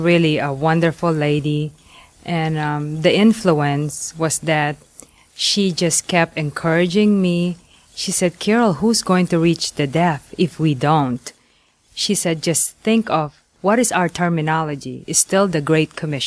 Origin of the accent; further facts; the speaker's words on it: Angeles City, Central Luzon, Philippines; also born or lived in Manila, Philippines; I was born in Manila, Philippines, and I grew up in Angeles City, about 2.5 hours north of Manila.